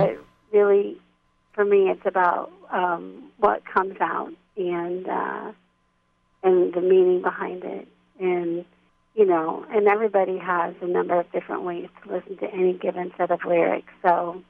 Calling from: Pennsylvania, United States; I'm calling in from Central Pennsylvania. Haven, Pennsylvania, to be exact.

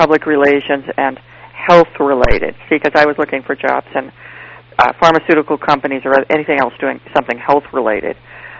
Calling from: Charlottesville, Virginia, United States; I am in Charlottesville, Virginia.

